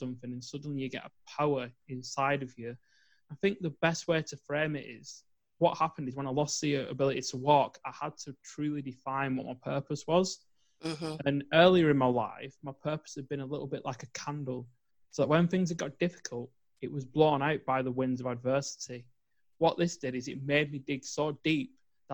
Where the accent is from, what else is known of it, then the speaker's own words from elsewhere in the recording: England, United Kingdom; growing up in England